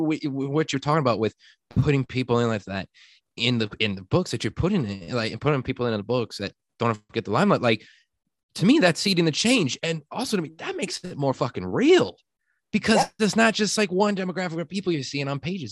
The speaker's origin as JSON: {"language": "English", "town": "Chicago", "region": "Illinois", "country": "United States", "said": "I'm from Chicago"}